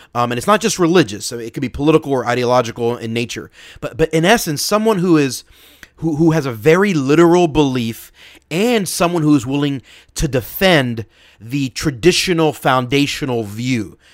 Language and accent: English; Philadelphia, Pennsylvania, United States; my hometown, Philly